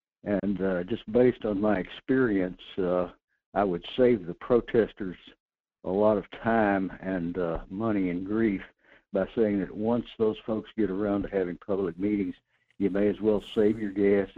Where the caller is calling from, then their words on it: North Pole, Alaska, United States; in North Pole.